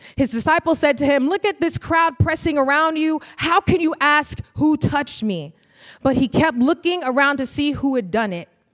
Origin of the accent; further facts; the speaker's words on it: New York, United States; moved away as an adult; now in Minnesota, United States; I'm originally from New York